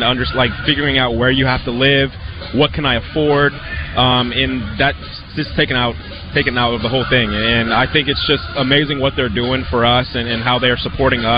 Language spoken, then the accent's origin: English; Long Beach, California, United States; also born or lived in Corona, California; now in San Diego, United States; I'm actually from Long Beach, live in San Diego